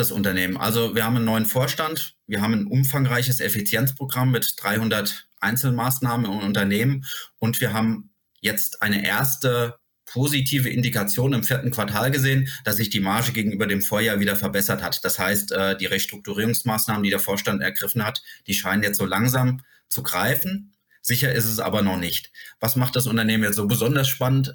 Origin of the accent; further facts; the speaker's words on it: Germany; bei uns in Deutschland